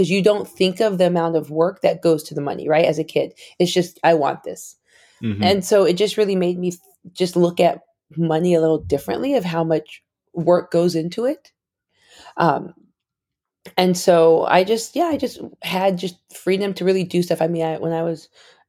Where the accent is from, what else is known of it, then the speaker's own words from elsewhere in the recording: Arizona, United States; I grew up in Arizona, 5 minutes from the Mexican border. So a majority minority city.